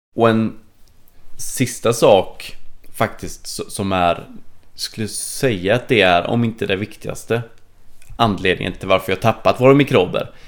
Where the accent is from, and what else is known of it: Sweden